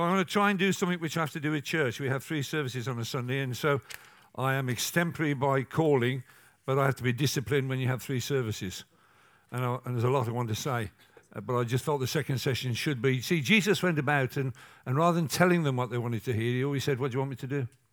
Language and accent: English; England, United Kingdom; I'm English, not American